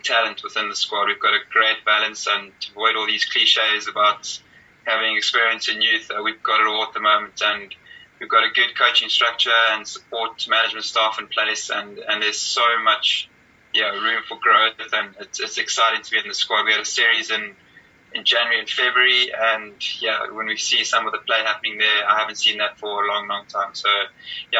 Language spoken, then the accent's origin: English; Cape Town, Western Cape, South Africa; also born or lived in Hermanus; growing up in Cape Town and also in Amanus